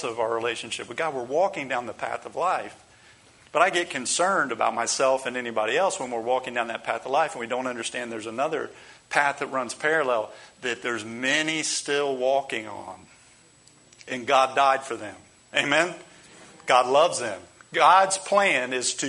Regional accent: United States; as American Christians

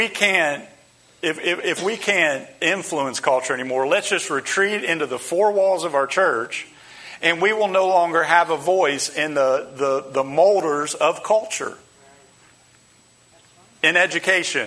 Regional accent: United States; we as American Christians

